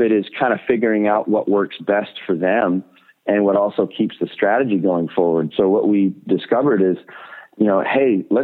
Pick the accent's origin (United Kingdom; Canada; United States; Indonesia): Canada; other Canadians, like, you know, my own people group